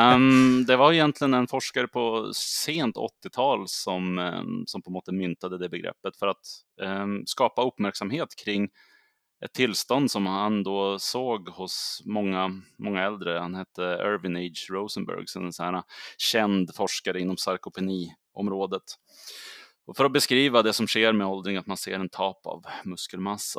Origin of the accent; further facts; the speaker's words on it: Södertälje, Stockholm County, Sweden; moved away as an adult; also born or lived in Umeå; jag kommer ju ursprungligen från Södertälje som ligger söder om Stockholm, men jag flyttade upp till Umeå när jag var 21 år gammal